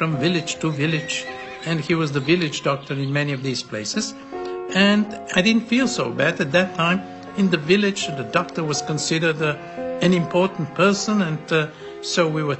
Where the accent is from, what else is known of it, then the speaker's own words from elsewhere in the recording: Bulgaria; born there; I was born in Bulgaria, and I was a child during the war